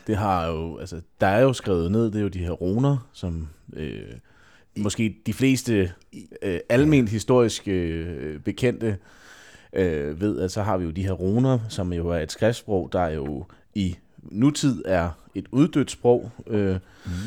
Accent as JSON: {"language": "Danish", "country": "Denmark", "said": "som danskere"}